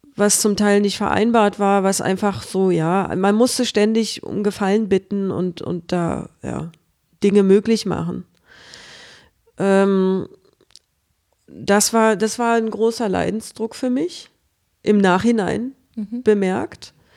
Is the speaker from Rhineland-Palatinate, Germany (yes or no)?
no; Berlin, Germany; moved away as an adult; also born or lived in Stuttgart; Im Krankenhaus Berlin-Friedrichshain geboren. Und ich habe immer in Friedrichshain gelebt